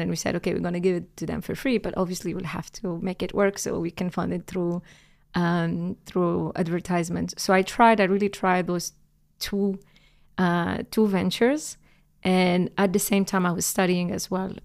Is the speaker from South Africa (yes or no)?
no; Algeria; moved away as an adult; I'm Algerian born and raised. Um, I grew up in Algeria